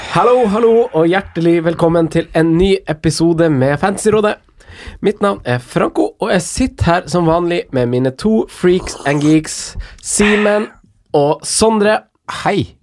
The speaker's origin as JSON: {"language": "Norwegian", "town": "Finnsnes", "region": "Troms", "country": "Norway", "said": "jeg er fra Finnsnes"}